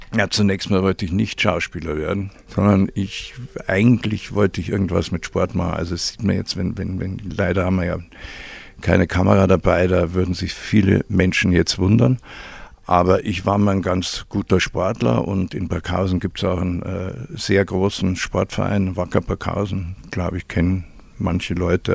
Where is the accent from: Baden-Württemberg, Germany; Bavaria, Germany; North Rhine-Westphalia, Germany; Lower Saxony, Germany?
Bavaria, Germany; Burghausen; ich bin in Burghausen aufgewachsen